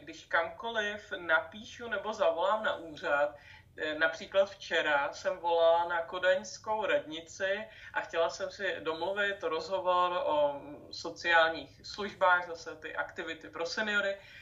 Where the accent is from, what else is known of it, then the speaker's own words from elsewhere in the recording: Czechia; U nás v Čechách